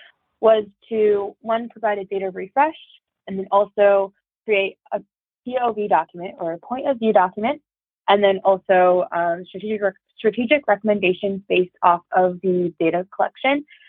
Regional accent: Troy, Michigan, United States; my hometown is in Troy, Michigan

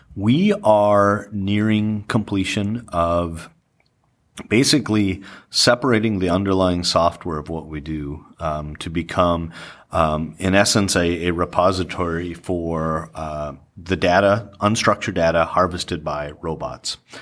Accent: the Dakotas, United States; born and raised in the Dakotas.

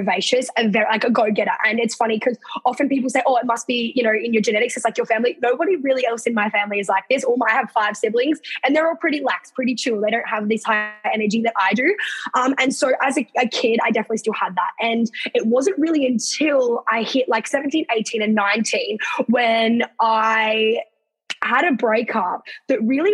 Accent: Sydney, New South Wales, Australia; moved away as an adult; now in Queensland, Australia; I'm actually not officially from Queensland. I'm from Sydney

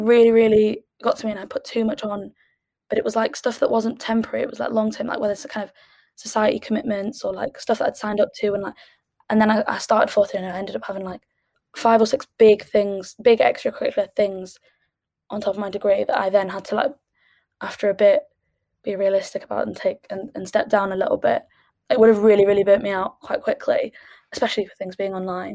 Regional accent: Sheffield, Yorkshire and the Humber, United Kingdom; moved away as an adult; also born or lived in Edinburgh; I'm from Sheffield

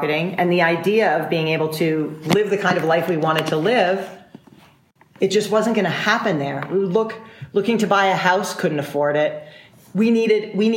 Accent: Woodstock, New York, United States; also born or lived in Toronto, Canada; now in San Miguel de Allende, Mexico; I grew up in Woodstock, New York

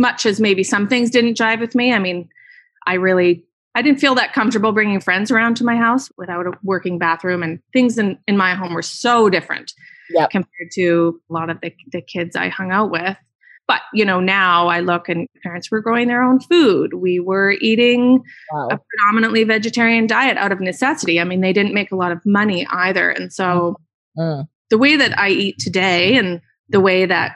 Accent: Gulf Islands, British Columbia, Canada; now in Vancouver, Canada; I actually grew up in a hippie family in the Gulf Islands.

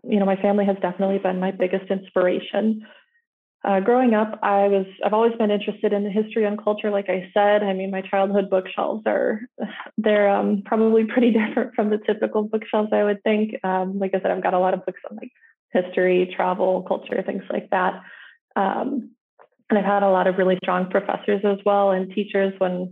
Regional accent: Mitchell, South Dakota, United States; moved away as an adult; also born or lived in Brookings, South Dakota / Sioux Falls, South Dakota; I'm originally from Mitchell, South Dakota, a town of about 15,000

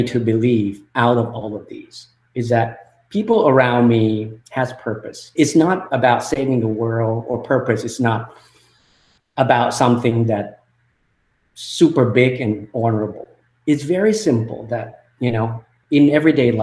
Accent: Thailand; English is a second language; moved away as an adult; also born or lived in UC Berkeley, California; my early life growing up in Thailand

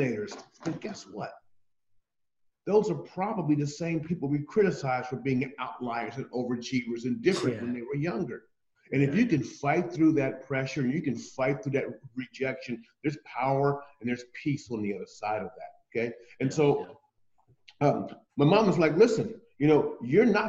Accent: Columbus, Ohio, United States; I'm from Columbus, Ohio, USA

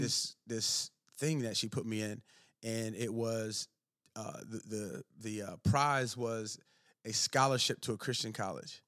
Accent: Maryland, United States; moved away; I grew up, was born and raised in Maryland

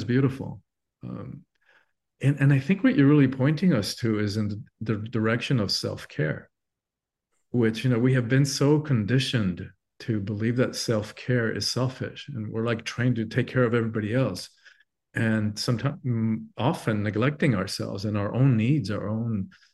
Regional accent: Cuba; moved away; I'm from an island. I'm Cuban born originally

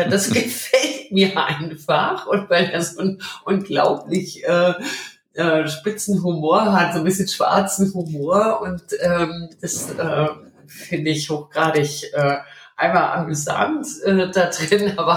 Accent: Berlin, Germany; Ich bin in Berlin aufgewachsen und äh, dieser Mauerfall, der bringt es eigentlich sehr, sehr gut äh, auf den Punkt.

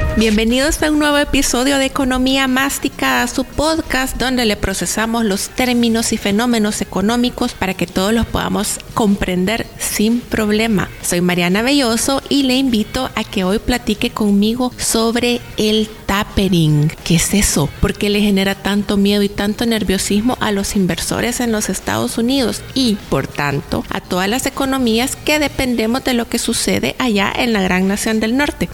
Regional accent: El Salvador

